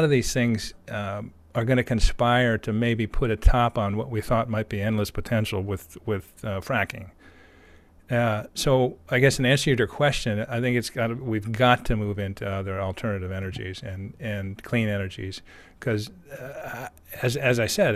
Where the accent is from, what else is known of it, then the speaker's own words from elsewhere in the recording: United States; speaking as an American